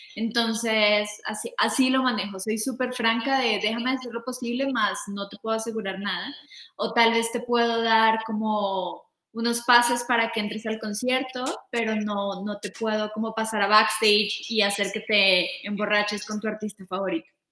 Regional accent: Bogotá, Colombia; now in Mexico; yo soy de Colombia, soy de Bogotá

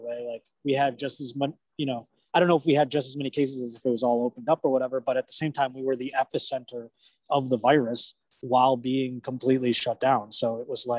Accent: Buffalo, New York, United States; moved away as an adult; now in Los Angeles, United States; I've lived in Buffalo basically all the way up until I moved here

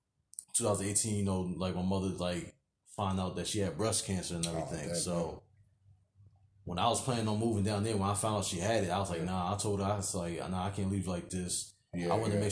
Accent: New Jersey, United States; moved away as an adult; now in Virginia, United States; like till I was like 19, and then that's when me and my mother and my sister we moved out of out of Jersey

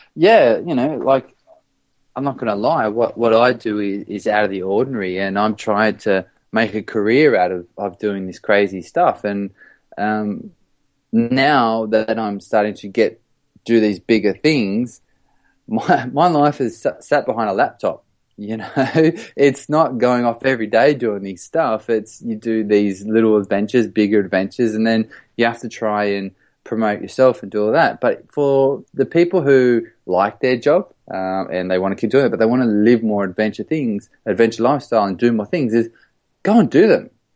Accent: Australia; moved away as an adult; now in London, United Kingdom; I'm an Australian who lives in London

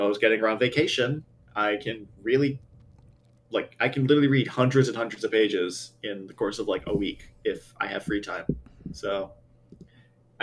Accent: New York City, New York, United States; grew up in New York too.

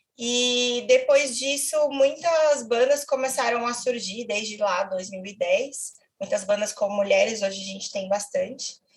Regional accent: São Paulo, Brazil; eu sou de São Paulo

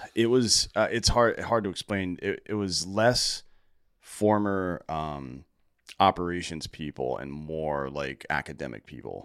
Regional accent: Greenville, South Carolina, United States; Greenville, South Carolina

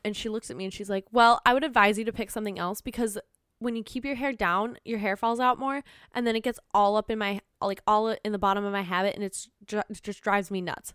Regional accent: Minnesota, United States; accent: Minnesotan; I'm Minnesotan

